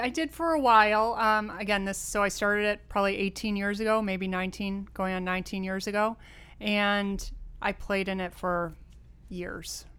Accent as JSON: {"language": "English", "town": "Rochester", "region": "New York", "country": "United States", "tie": "born or raised there", "also_born_or_lived": "California", "moved": "yes", "said": "born and raised in Rochester, New York"}